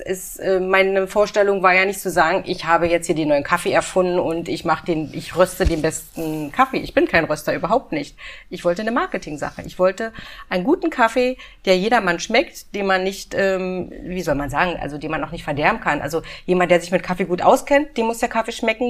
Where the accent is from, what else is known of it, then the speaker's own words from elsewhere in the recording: Potsdam, Brandenburg, Germany; moved away as an adult; also born or lived in Munich; now in Berlin, Germany; Also ich komme aus Potsdam und Potsdam liegt ja vor Berlin.